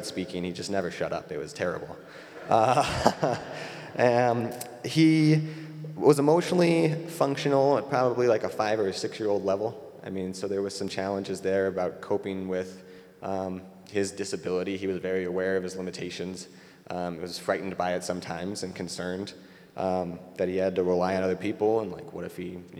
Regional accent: Denver, Colorado, United States; moved away; I'm from Denver originally, which explains the Rockies photos

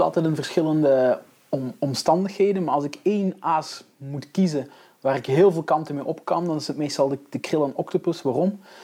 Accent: Belgium; zelf als Belg zijnde

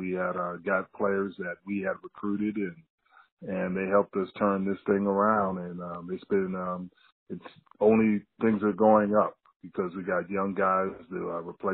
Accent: Cliffwood, New Jersey, United States; moved away; I am a native of New Jersey, and I grew up in Cliffwood, New Jersey

